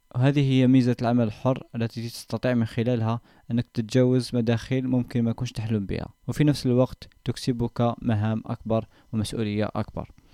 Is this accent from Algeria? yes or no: yes; Algeria; كجزائريين او كعرب